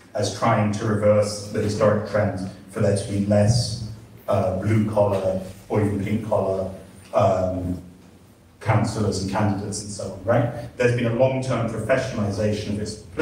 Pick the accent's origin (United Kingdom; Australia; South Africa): United Kingdom; England; I'm English